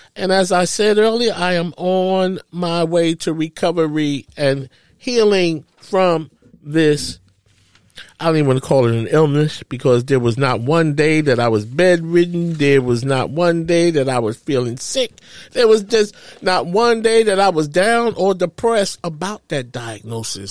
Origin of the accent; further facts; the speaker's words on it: New York, United States; I grew up in New York